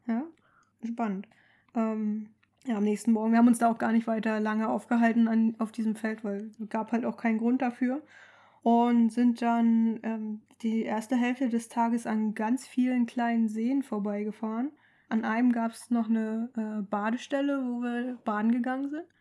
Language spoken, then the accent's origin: German; Mecklenburg-Vorpommern, Germany; moved away; also born or lived in Hamburg; Wir kommen ja beide aus MacPom